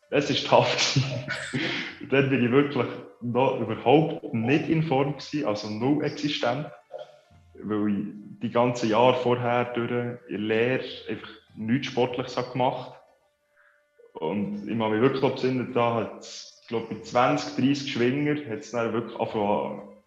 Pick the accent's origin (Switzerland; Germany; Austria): Switzerland; Konolfingen, Bern; aus Bern, also aus Konofingen, besser gesagt. Schon etwa 20 Minuten Fahrt von Bern.